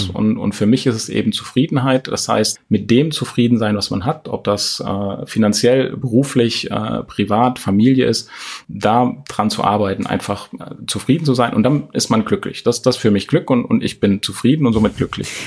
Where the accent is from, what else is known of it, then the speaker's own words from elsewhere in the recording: Thuringia, Germany; born there; moved away; also born or lived in Hesse; aus Thüringen. Also ich bin geboren in Thüringen und dann mit meinen Eltern kurz vor dem Mauerfall tatsächlich ähm, ausgereist hier nach Hessen, ähm, ungefähr 80 Kilometer entfernt von Frankfurt